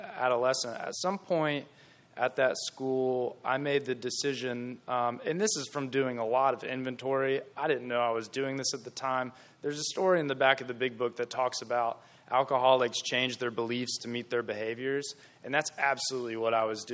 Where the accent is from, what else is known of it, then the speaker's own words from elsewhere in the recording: Gastonia, North Carolina, United States; I'm from Gastonia.